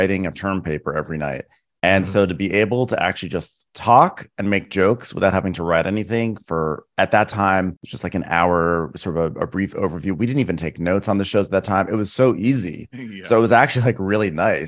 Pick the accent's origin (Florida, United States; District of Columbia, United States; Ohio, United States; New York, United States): New York, United States; Westchester County; now in Los Angeles, United States; I'm from New York originally